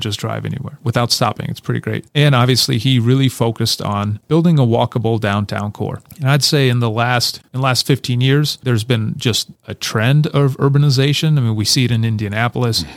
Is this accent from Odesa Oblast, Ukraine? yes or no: no; Kyiv, Ukraine; now in United States; I'm originally from Kyiv, Ukraine, so I grew up on a ninth floor of a, one of those Soviet blockhouse